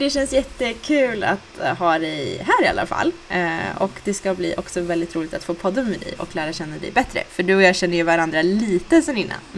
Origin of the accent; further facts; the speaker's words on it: Jämtland, Sweden; jag är uppväxt i Jämtland. Av någon anledning så när man kommer från Jämtland så är det väldigt viktigt, så här, viktig del av ens identitet att säga att man är från Jämtland.